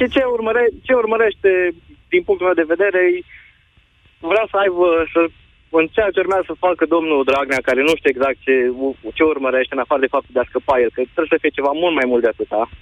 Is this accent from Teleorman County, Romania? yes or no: no; Cluj-Napoca, Cluj County, Romania; vă sunt din Cluj